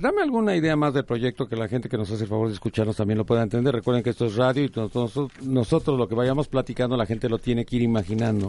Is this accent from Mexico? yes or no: yes; Mexico; como mexicanos